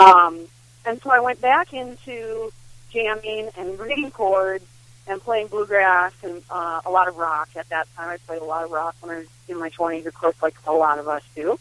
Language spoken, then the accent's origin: English; Midwest, United States; I grew up with too in the Midwest